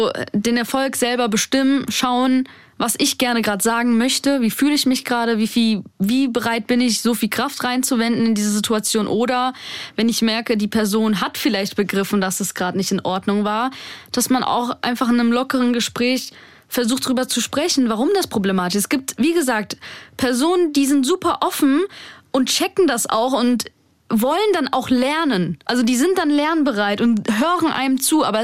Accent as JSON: {"language": "German", "country": "Germany", "tie": "born or raised there", "said": "ich in Deutschland geboren bin, hier aufgewachsen bin."}